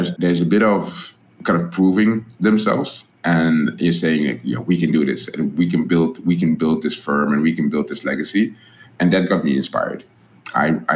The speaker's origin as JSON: {"language": "English", "country": "Netherlands", "moved": "yes", "said": "I'm this guy from the Netherlands."}